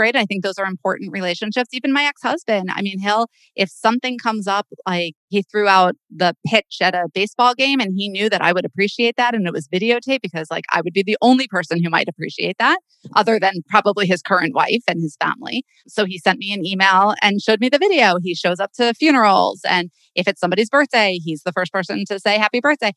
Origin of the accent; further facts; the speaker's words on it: Boca Raton, Florida, United States; I am still from Boca Raton, Florida